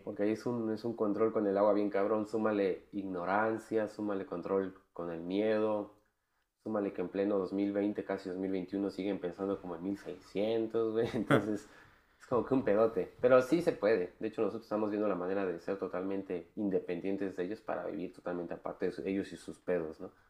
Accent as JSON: {"language": "Spanish", "country": "Mexico", "said": "como latinoamericanos, o mínimo como mexicanos"}